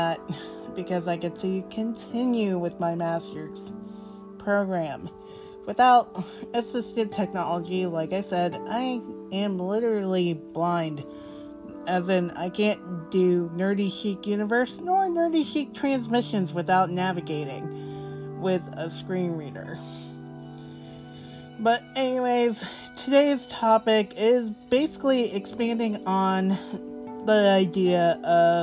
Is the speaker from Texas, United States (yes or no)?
no; Florida, United States; also born or lived in Boston, Massachusetts; live in Florida since I was 2 years old